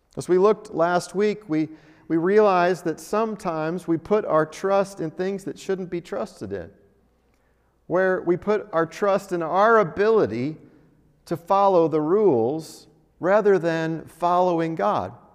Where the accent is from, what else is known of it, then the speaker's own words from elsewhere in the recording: Denver, Colorado, United States; now in Albuquerque, United States; I grew up driving in Denver, where you've got the mountains